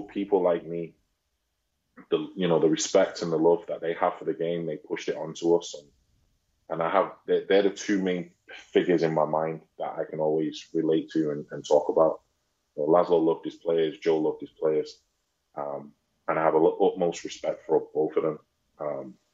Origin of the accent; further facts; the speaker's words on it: Manchester, North West England, United Kingdom; moved away as an adult; also born or lived in Oldham; I'm from Manchester